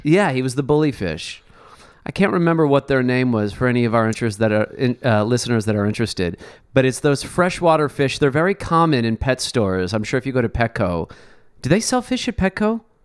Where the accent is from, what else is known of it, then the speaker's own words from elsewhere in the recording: Chicago, Illinois, United States; now in Los Angeles, United States; growing up in Chicago